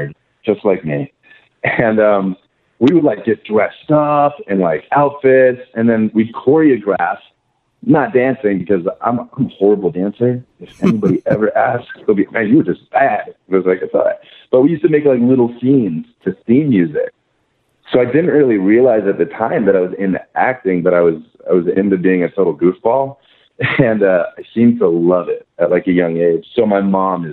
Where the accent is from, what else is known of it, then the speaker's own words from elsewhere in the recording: College Station, Texas, United States; now in California, United States; I'm born and raised in College Station, Texas.